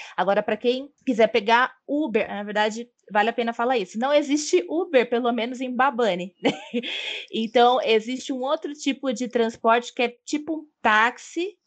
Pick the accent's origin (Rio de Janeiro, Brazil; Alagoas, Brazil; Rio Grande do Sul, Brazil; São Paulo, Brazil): São Paulo, Brazil; eu sou nascida e criada em São Paulo e atualmente, mas é por enquanto, eu estou em São Paulo